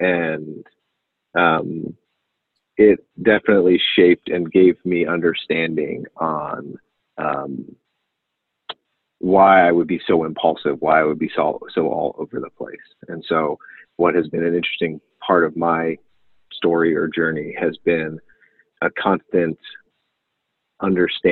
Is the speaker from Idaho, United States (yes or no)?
no; Pittsburgh, Pennsylvania, United States; I grew up in Pittsburgh, South Hills of Pittsburgh, traditional suburban life